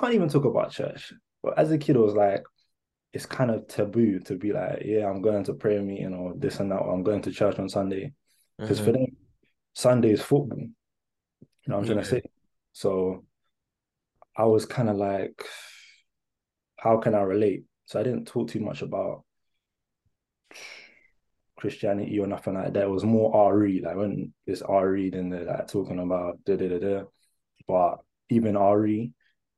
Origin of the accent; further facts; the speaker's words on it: Hertfordshire, East of England, United Kingdom; also born or lived in Tottenham, London; I was born in North London, Tottenham, and then I moved to Hertfordshire. Probably year four, yeah, year four, basically year four